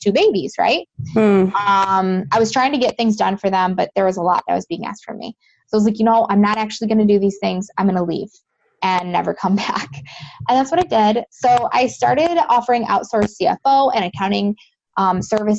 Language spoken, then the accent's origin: English; Western New York, United States; I'm originally from Western New York, and I'm pretty close to Buffalo